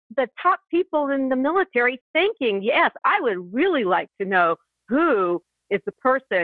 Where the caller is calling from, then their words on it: Kansas, United States; I'm calling from Kansas.